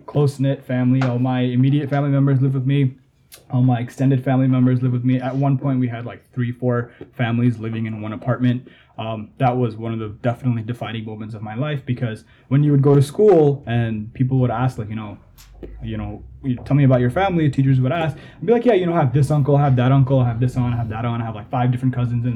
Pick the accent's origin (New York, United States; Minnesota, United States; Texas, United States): New York, United States; New York City; also born or lived in Bangladesh; Born in Bangladesh, raised in New York, raised in Jamaica, Queens.